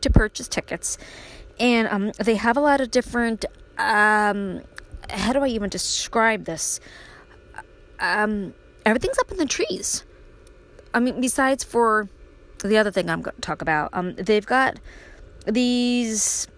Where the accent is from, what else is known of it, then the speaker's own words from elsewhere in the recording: Brooklyn, New York, United States; when I was a little girl growing up in Brooklyn